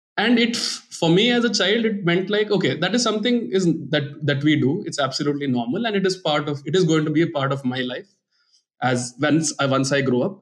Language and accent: English; India; Growing up in India